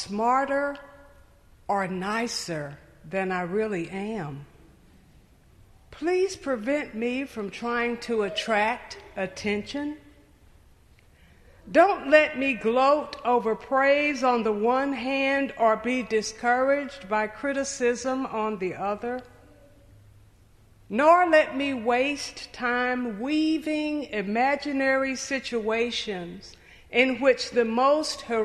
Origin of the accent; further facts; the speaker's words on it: Knoxville, Tennessee, United States; I grew up in Knoxville, Tennessee